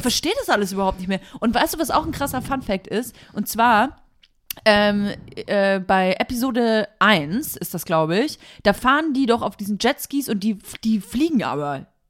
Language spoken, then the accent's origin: German; Nuremberg, Bavaria, Germany; moved away; wieder in Nürnberg und bin in die Kirche gegangen, ja. in der ich getauft wurde